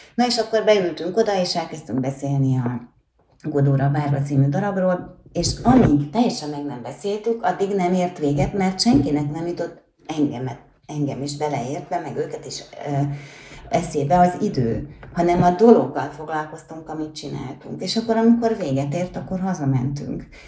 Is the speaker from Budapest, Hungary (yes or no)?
yes; Budapest, Hungary; én magam is a Horváth Mihály térre születtem, mert a nagymamám ott lakott